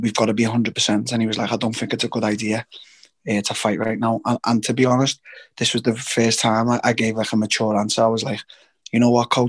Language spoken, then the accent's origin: English; England, United Kingdom; as a Brit